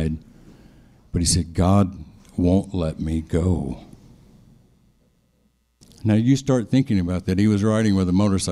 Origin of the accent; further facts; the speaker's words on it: Memphis, Tennessee, United States; also born or lived in Detroit, Michigan; when I was 4 years old, moved to the big city of Memphis, Tennessee